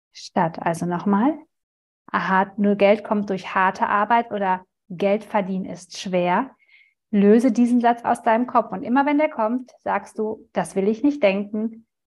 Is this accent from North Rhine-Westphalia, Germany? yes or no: yes; Ruhr area, North Rhine-Westphalia, Germany; kommen wir aus dem Ruhrgebiet